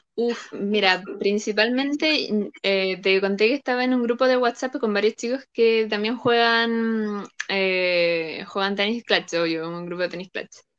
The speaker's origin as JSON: {"language": "Spanish", "town": "Viña del Mar", "region": "Valparaíso", "country": "Chile", "said": "tengo 24, soy de Viña del Mar"}